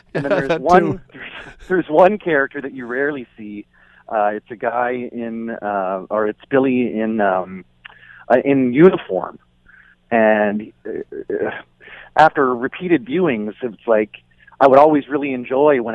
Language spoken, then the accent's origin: English; Niagara-on-the-Lake, Ontario, Canada; I grew up in Niagara on the Lake.